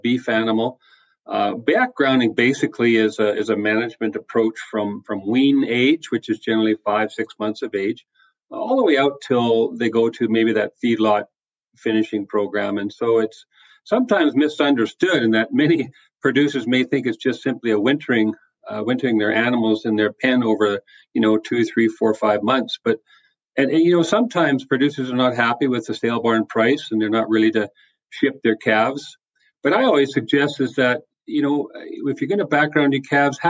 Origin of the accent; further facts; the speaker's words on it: British Columbia, Canada; moved away as an adult; now in Saskatchewan, Canada; Born and raised in British Columbia, which is the westerly province here in Canada